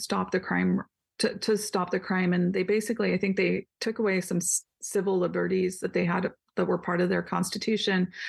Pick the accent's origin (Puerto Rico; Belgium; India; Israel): India; now in Washington, United States; I live in Washington. I'm Indian